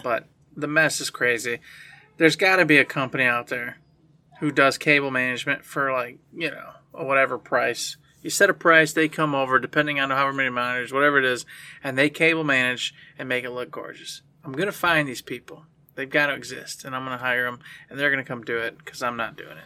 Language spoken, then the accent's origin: English; United States; as an American